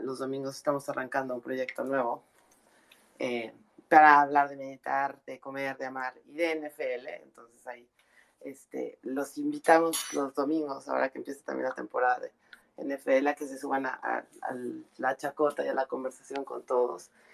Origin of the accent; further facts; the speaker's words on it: northern Mexico, Mexico; como mexicanos tenemos un, tema así como cultural de, echar mucha carrilla, como decimos en el norte